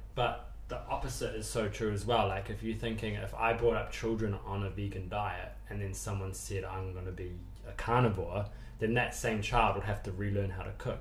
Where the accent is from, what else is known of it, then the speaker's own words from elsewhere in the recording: New Zealand; moved away as an adult; also born or lived in London; now in United Kingdom; originally, I'm from New Zealand, which is obviously the farthest place in the world from here. Um, and I grew up like a traditional Kiwi